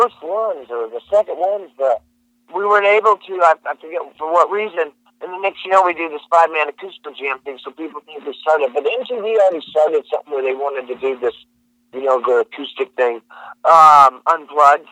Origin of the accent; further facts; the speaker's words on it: Georgetown, California, United States; moved away; also born or lived in Oklahoma / Texas; in Northern California, in Georgetown, where I was from.